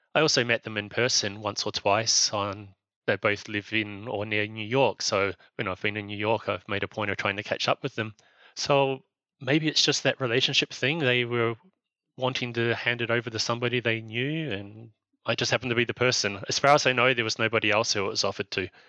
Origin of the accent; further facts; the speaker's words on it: New Zealand; now in Spain; I'm from New Zealand, but I'm living in Spain